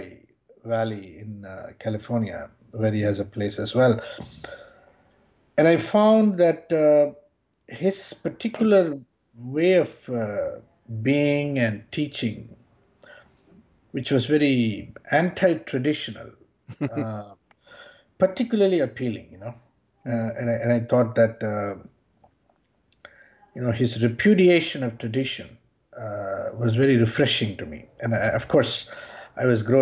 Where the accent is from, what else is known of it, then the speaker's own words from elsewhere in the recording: Chennai, Tamil Nadu, India; moved away as an adult; also born or lived in Bangalore; now in United States; I was born in Bangalore and raised in Chennai